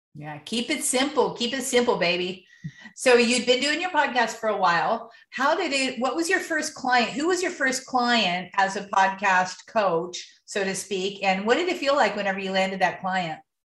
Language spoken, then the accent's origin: English; Ohio, United States; now in San Diego, United States; I'm from Ohio